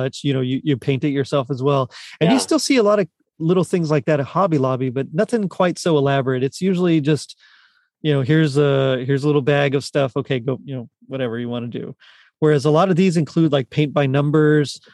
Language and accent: English; Rio Grande Valley, South Texas, United States; moved away; In South Texas in the Rio Grande Valley